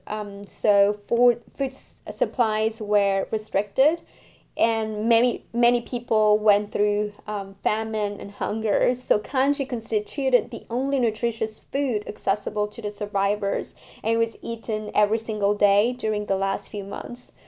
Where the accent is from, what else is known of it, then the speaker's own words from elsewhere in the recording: France; now in Montreal, Canada; I grew up in France, and I'm now living in Montreal.